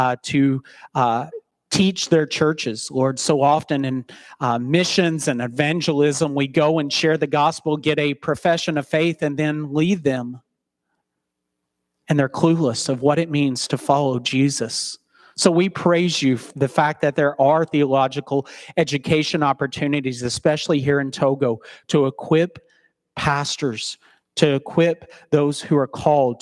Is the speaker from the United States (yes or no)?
yes; Chattanooga, Tennessee, United States; now in Central City, United States; return to my hometown of Chattanooga, Tennessee